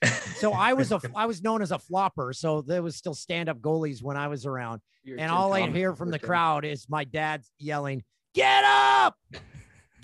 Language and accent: English; Peterborough, Ontario, Canada; moved away as an adult; also born or lived in Ottawa / Vancouver / Los Angeles; I'm from Peterborough, Ontario, and I'm doing traffic in Vancouver